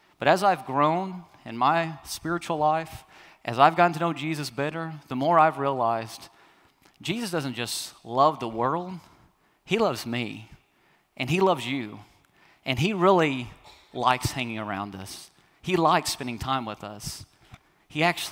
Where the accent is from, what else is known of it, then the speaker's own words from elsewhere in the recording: the South, United States; I'm from the South